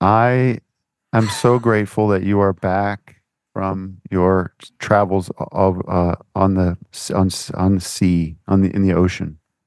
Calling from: Canada; I'm calling in from Canada, okay?

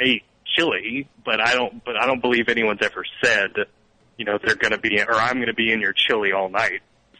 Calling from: Texas, United States

